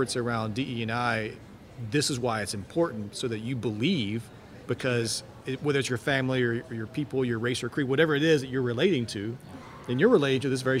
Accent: Alabama, United States; I'm not from New Orleans, but I am from Alabama, and … in Alabama has had multiple governors and things like that.

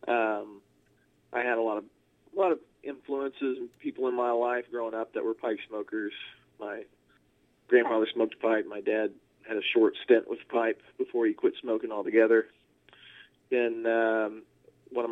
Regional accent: around Evansville, southern Indiana, United States; also born or lived in Jackson, Mississippi / Arizona; now in Nashville, United States; I grew up in southern Indiana, in little towns around the city of Evansville

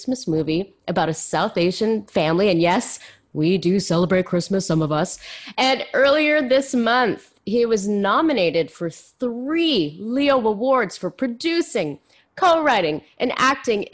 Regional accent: Canada; moved away; also born or lived in Ontario; I grew up in Quebec and Ontario

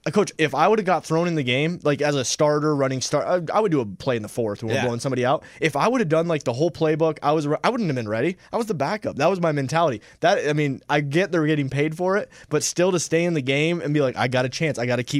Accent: Tennessee, United States; With my hometown Titans, I only know Mariota

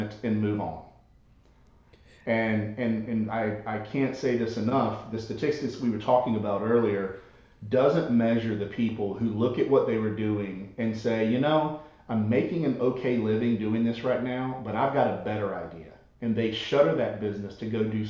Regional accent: the South, Southern United States, United States; accent: Southern; my Southern accent

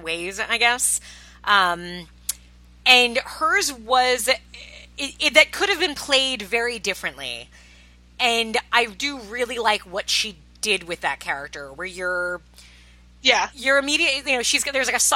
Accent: Long Island, New York, United States; a few towns away from where I grew up in Long Island

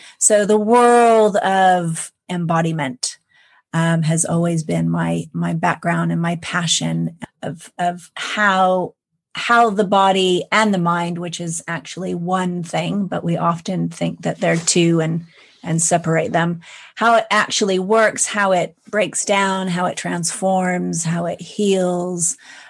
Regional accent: California, United States; I am from California.

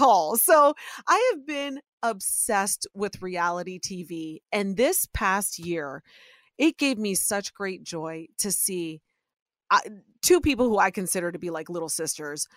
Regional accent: Ohio, United States; Soy nicaragüense, but I was born and raised in Ohio

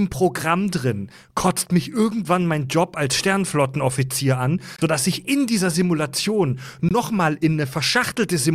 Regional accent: Kieselbronn, Baden-Württemberg, Germany; ich komme aus dem Südwesten, aus Kieselbronn und das weiß ich, die schlimmsten Menschen wohnen im Nachbardorf von Kieselbronn in Dürren.

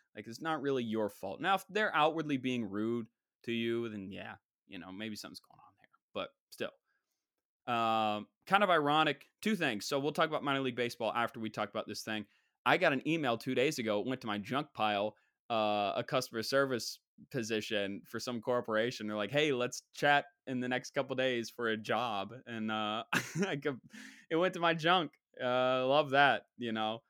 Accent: West Virginia, United States; That's my home state

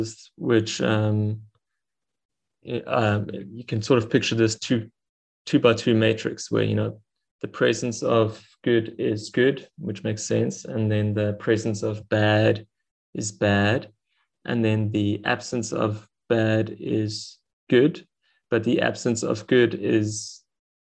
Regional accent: Stellenbosch, Western Cape, South Africa; I'm from Stellenbosch in South Africa

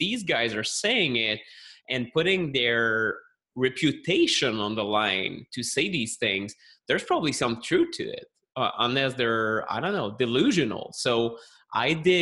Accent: Montreal, Quebec, Canada; accent: French Canadian; English is a second language; I'm a health journalist from Montreal, Canada. You can maybe tell that from the accent, although most people think I'm French from France, but that's different. It's a French Canadian from Quebec.

